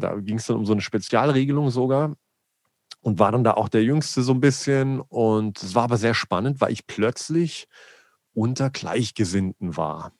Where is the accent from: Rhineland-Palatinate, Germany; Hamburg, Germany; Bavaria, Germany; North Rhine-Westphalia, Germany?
Bavaria, Germany; a small village near Augsburg; ich bin in Bayern geboren, äh, in einem kleinen Dörflein äh, in der Nähe von Augsburg